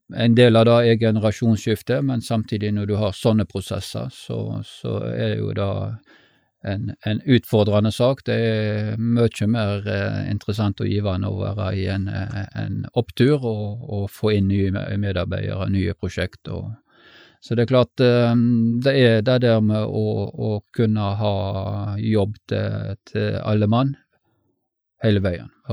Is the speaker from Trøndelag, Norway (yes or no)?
no; Stord, Vestland, Norway; Jeg eh, er født og oppvokst på Stord